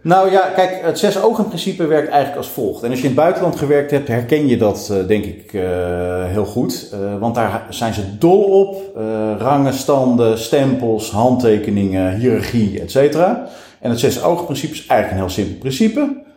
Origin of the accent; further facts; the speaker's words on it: Lelystad, Flevoland, Netherlands; also born or lived in Nijmegen; wij vertrokken naar het eh, toen nog vrij lege Lelystad